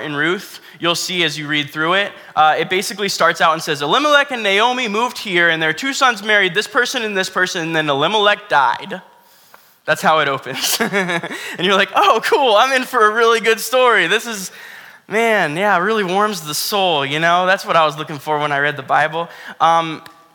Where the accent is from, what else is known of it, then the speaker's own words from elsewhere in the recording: Florida, United States; I grew up in Florida